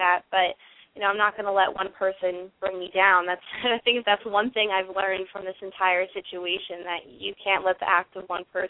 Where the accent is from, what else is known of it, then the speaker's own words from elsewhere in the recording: New York, United States; I'm from New York, so that's a station that a lot of people I went to high school with and friends of the family, they listen to it